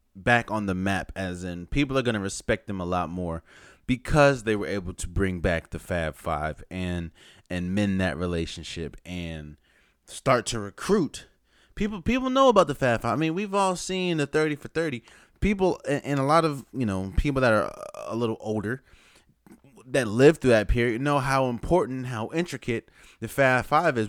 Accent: United States; I'm from Washington

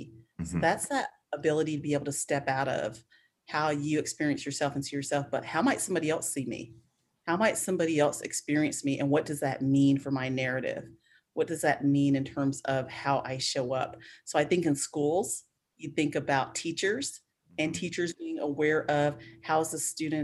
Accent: Spartanburg, South Carolina, United States; moved away; also born or lived in Atlanta; I am from South Carolina, Spartanburg, which is the area I'm from was a very poor area and an all black area

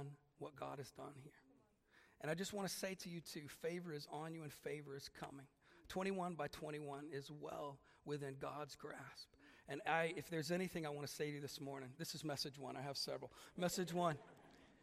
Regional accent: Germany; now in Ireland; I'm only Irish by living there for such a long time. I'm clearly German

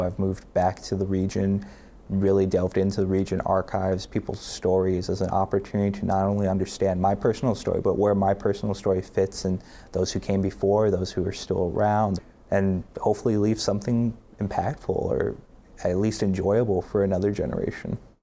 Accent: East Chicago, Indiana, United States; growing up in East Chicago

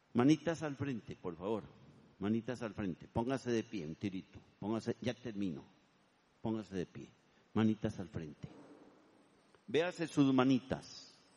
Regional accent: Turrialba, Cartago, Costa Rica; also born or lived in Vargas Araya, San José; now in San José, Costa Rica; Yo vendo queso Turialba porque yo soy de Turialba

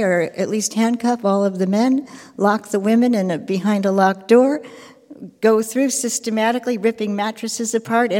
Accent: United States; I'm from the United States

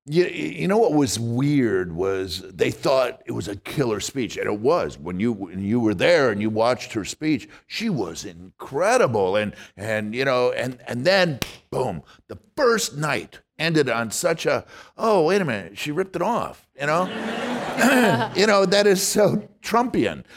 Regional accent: Wisconsin, United States; now in San Francisco, United States; I'm from Wisconsin and I go back home

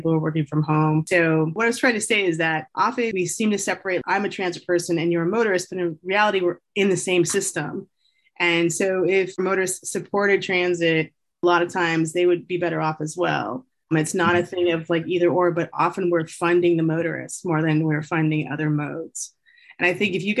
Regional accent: Southern California, United States; also born or lived in Bay Area, California; I come from Southern California in particular, and I live in the Bay Area later in life

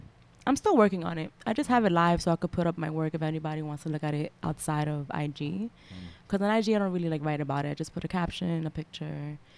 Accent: Dominican Republic; I'm Dominican.

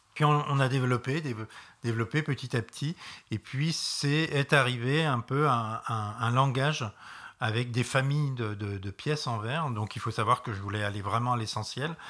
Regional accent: Reims, Grand Est, France; je viens de Reims

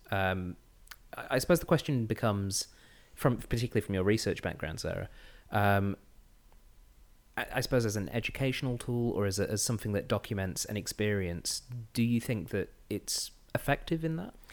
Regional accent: England, United Kingdom; now in Australia; as you might be able to tell, I'm from England, uh, with this, this voice of mine.

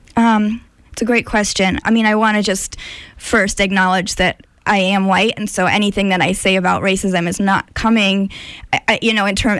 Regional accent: Amherst, Massachusetts, United States; also born or lived in India; I grew up in Amherst, Massachusetts, in the western part of the state

